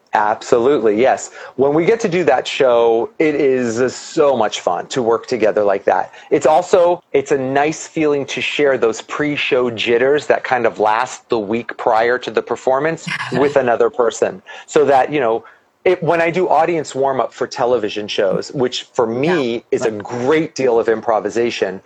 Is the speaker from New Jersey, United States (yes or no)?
yes; New Jersey, United States; moved away as an adult; now in Los Angeles, United States; I'm originally from New Jersey, so my whole family's in New Jersey